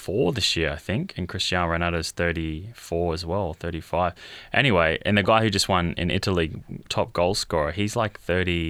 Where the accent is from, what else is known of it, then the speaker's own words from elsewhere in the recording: Australia; I'm Australian.